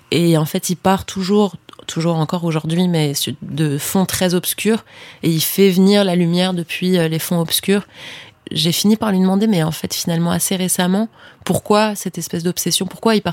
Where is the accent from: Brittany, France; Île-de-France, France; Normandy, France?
Île-de-France, France; Paris; J'ai grandi à Paris